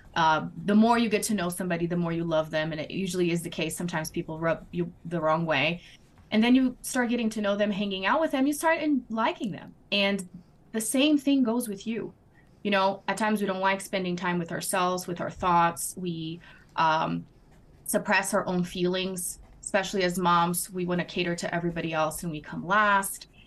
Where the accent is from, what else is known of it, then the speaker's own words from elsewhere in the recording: Brazil; English is a second language; moved away as an adult; I am originally from Brazil, born and raised, and then married my American husband almost 13 years ago